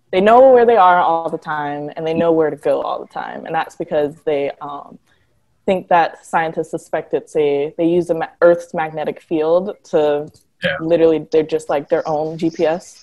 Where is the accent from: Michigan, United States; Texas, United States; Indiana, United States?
Michigan, United States; Detroit; I am originally from Michigan, Detroit specifically